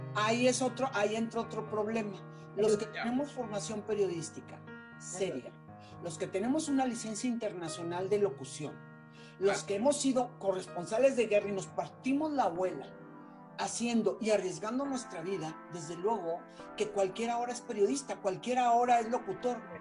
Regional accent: Mexico; moved away; also born or lived in Nicaragua / Spain; no creyeron en mí en mi país, no creyeron en mí en México

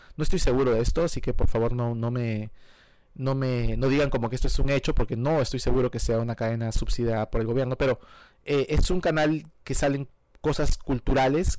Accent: Peru; moved away as an adult; also born or lived in Virginia / Miami; now in United States; Yo soy peruano de nacimiento, nací en el Perú eh, y viví en el Perú hasta los 19 años.

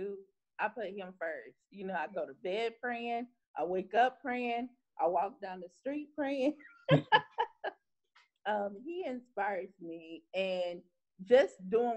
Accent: Seneca, South Carolina, United States; moved away as an adult; now in Los Angeles, United States; I'm originally from a small town by the name of Seneca, South Carolina.

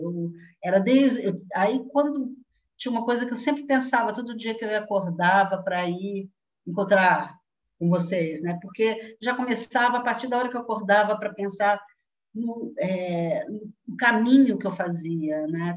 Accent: Belo Horizonte, Minas Gerais, Brazil; moved away; em Belo Horizonte, de onde eu venho, né? de onde eu fui. Fui de Belo Horizonte um dia.

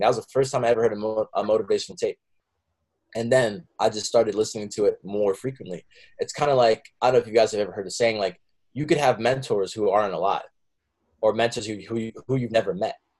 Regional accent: Warwick, New York, United States; moved away as an adult; also born or lived in Oneonta, New York / Bronx, New York; now in Brooklyn, United States; I grew up in Warwick, New York

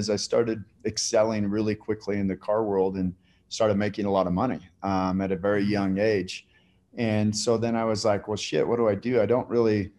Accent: Salt Lake City, Utah, United States; also born or lived in Eden, Utah; born and raised in Salt Lake

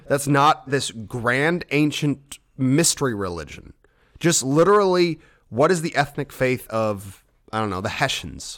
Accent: United States; I'm American

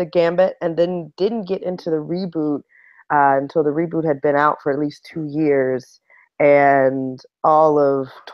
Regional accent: Baton Rouge, Louisiana, United States; now in New York, United States; I'm originally from Baton Rouge, Louisiana. I live in New York.

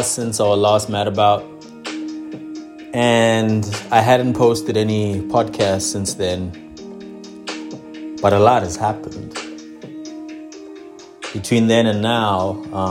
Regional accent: South Africa; being black and being South African

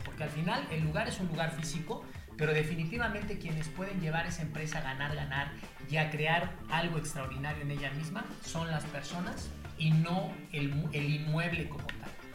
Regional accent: Mexico City, Mexico; soy originario de la Ciudad de México

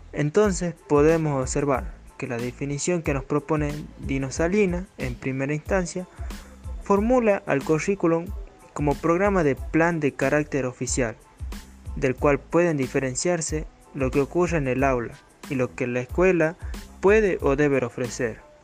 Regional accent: Pomán, Catamarca, Argentina; soy de Pomán

